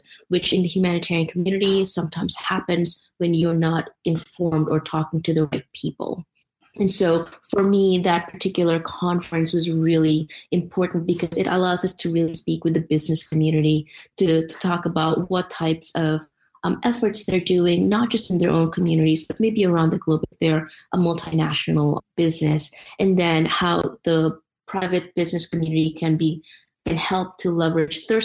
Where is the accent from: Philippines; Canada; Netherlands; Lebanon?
Philippines; now in United States; I grew up in the Philippines